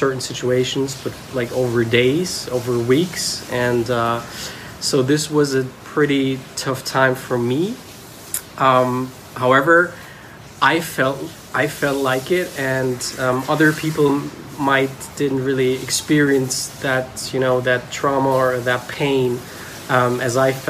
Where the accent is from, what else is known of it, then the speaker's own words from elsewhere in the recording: Germany; I'm from Germany